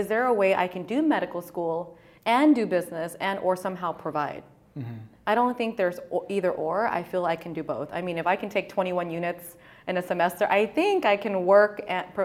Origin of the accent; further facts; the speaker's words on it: San Jose, California, United States; I'm from Southside, San Jose, born and raised